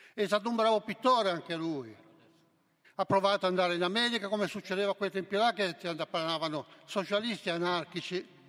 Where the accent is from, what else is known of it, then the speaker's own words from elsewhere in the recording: Santo Stefano Quisquina, Sicily, Italy; now in Genoa, Italy; lì dove ero io, a Santo Stefano di Quisquina